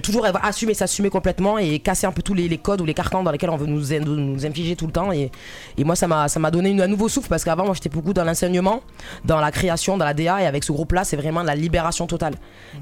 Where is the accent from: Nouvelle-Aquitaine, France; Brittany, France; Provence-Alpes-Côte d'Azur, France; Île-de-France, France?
Provence-Alpes-Côte d'Azur, France; Marseille; moi je suis marseillaise